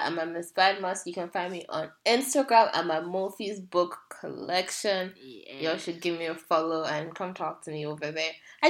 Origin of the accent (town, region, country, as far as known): Nigeria